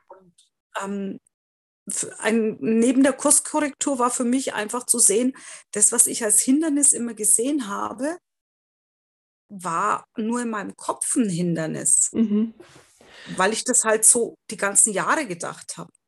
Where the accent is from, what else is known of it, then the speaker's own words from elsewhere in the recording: Bavaria, Germany; ich komme ja aus Bayern